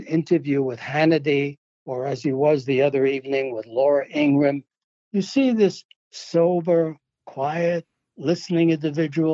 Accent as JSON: {"language": "English", "town": "New York City", "region": "New York", "country": "United States", "tie": "born or raised there", "moved": "as an adult", "said": "I grew up in New York. First 27 years of my life and my wife's life were in New York."}